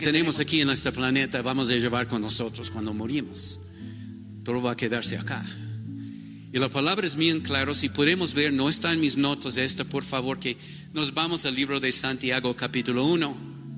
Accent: United States; Spanish is a second language; moved away as an adult; now in Ecuador; yo soy un gringo

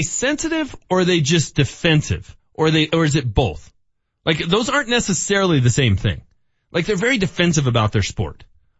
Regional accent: Northglenn, Colorado, United States; I'm 17. Mm-hmm. I'm from North Glen High School

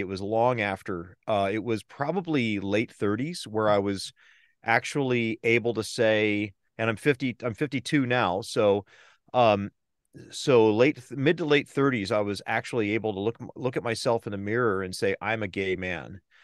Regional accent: Southern California, United States; moved away as an adult; also born or lived in East Bay, San Francisco Bay Area; now in San Francisco Bay Area, United States; I grew up in Southern California.

